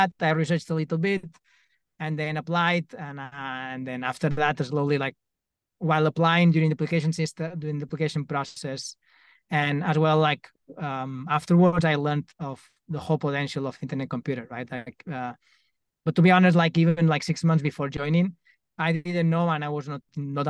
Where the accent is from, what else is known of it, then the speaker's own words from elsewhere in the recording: Mallorca, Balearic Islands, Spain; I'm from Mallorca